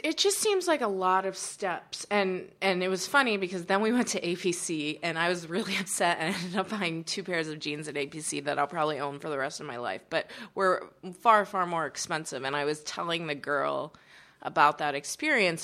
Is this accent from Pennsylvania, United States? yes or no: yes; Pittsburgh, Pennsylvania, United States; I grew up in Pittsburgh